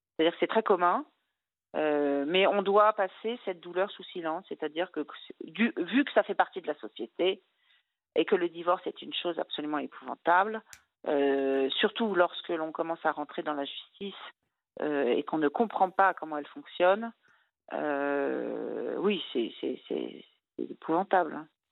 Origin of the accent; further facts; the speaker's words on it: Brittany, France; je suis bretonne